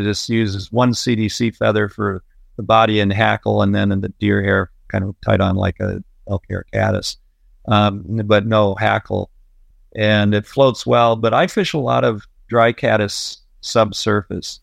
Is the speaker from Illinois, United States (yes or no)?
yes; Illinois, United States; moved away as an adult; I grew up in a little farm town in Illinois